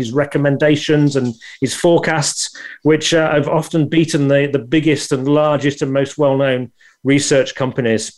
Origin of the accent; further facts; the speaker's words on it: Scunthorpe, Yorkshire and the Humber, United Kingdom; I was from Scunthorpe, a steel town.